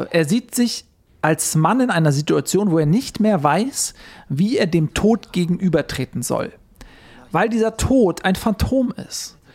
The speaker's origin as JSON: {"language": "German", "country": "Austria", "tie": "born there", "said": "ich bin gebürtiger Österreicher"}